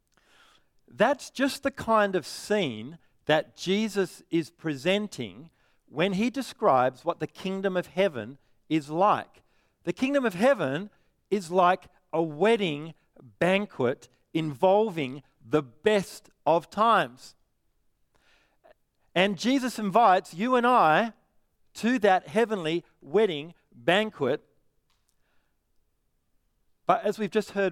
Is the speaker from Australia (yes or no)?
yes; Perth, Western Australia, Australia; I'm from Perth